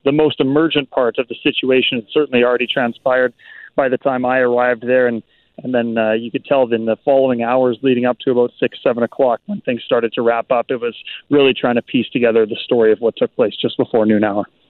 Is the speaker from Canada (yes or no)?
yes; Brandon, Manitoba, Canada; moved away as an adult; now in Winnipeg, Canada; as a young man growing up in Brandon